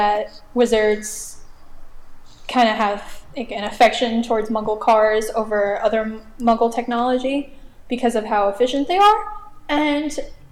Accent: New Jersey, United States; I'm from New Jersey

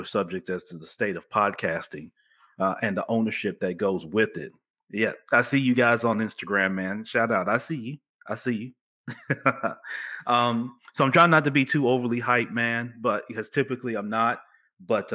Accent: Memphis, Tennessee, United States; also born or lived in Chicago, Illinois; I'm a kid from the Orange Mound section of Memphis, which is kind of southeast Memphis

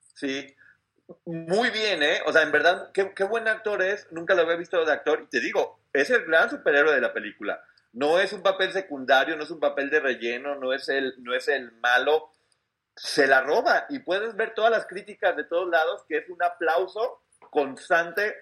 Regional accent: Mexico; como mexicano me sentí muy orgulloso

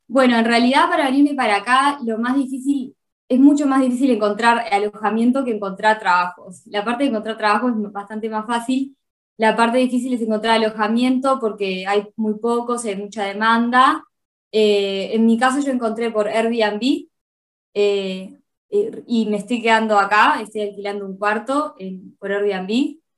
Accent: Uruguay; moved away as an adult; now in Eindhoven, Netherlands; Yo soy uruguaya, tengo 29 años y tengo el pasaporte italiano y por eso es que ahora me mudé a Holanda, a la ciudad de Eindhoven.

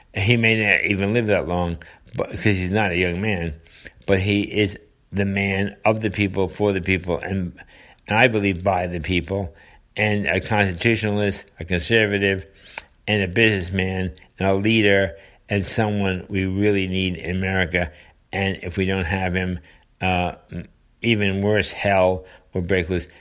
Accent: United States; as a citizen, as a voter, as an American

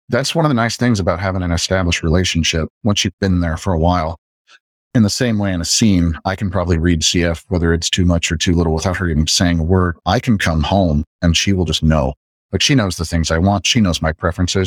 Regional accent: Midwest, United States; I'm from the Midwest

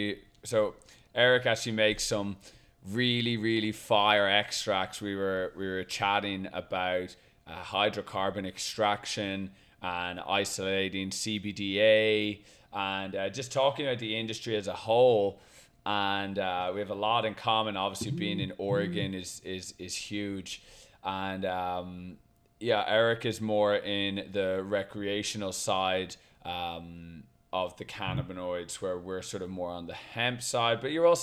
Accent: Ireland; I come from Ireland, so the thoughts of even having any sort of perception as to like what it was like.

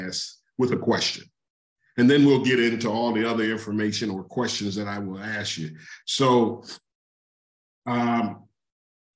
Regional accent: Detroit, Michigan, United States; moved away; I'm from Detroit originally.

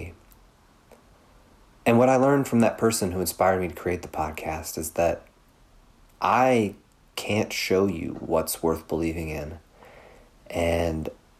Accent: Louisville, Kentucky, United States; outside of my hometown of Louisville

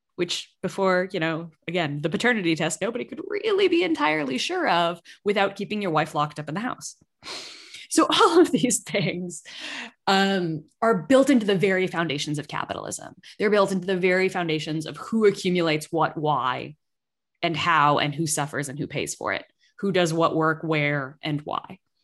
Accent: Massachusetts, United States; I grew up in Massachusetts

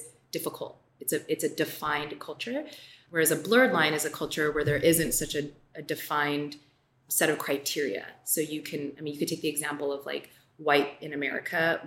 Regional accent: Southern California, United States; I grew up in California

